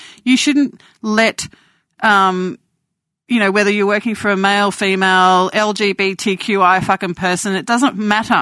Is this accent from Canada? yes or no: no; Australia; born or raised there